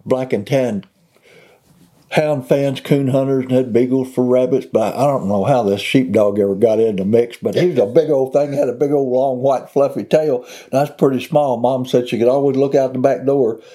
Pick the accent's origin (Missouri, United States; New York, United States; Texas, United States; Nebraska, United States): Missouri, United States; Mississippi County; I grew up in Mississippi County, Missouri, in southeast Missouri